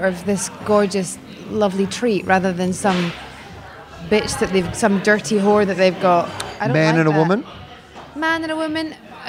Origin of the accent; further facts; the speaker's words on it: Scotland, United Kingdom; I'm from Scotland.